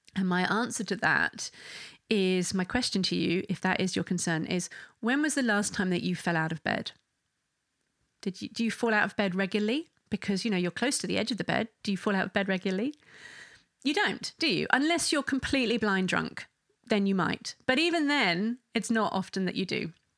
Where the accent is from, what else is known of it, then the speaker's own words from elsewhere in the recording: England, United Kingdom; I'm English